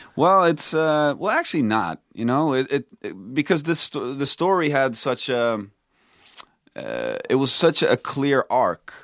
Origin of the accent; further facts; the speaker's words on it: Stockholm, Stockholm County, Sweden; moved away as an adult; also born or lived in Texas; now in United States; I grew up in Stockholm